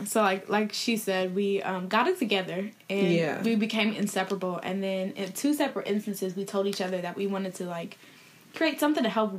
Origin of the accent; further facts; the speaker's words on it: Columbus, Ohio, United States; moved away as an adult; now in New Jersey, United States; I'm from Columbus, Ohio, but I came to Jersey for school. I went to Seton Hall University.